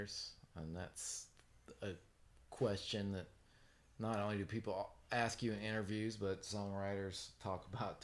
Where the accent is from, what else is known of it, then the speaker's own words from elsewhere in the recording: Lexington, Kentucky, United States; now in Nashville, United States; I grew up in Lexington.